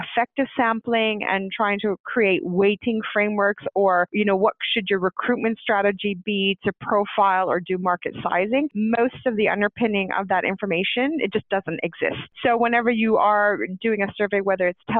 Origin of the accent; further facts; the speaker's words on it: Canada; moved away as an adult; also born or lived in United Kingdom; I'm actually Canadian, and I spent nearly 20 years living in the UK